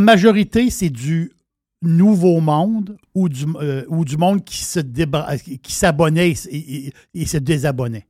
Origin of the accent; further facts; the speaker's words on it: Quebec City, Quebec, Canada; je suis de Québec